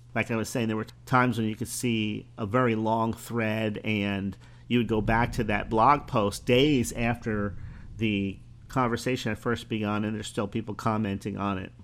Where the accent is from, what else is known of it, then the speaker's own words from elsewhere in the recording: Bradenton, Florida, United States; my hometown, eh, of Bradenton, Florida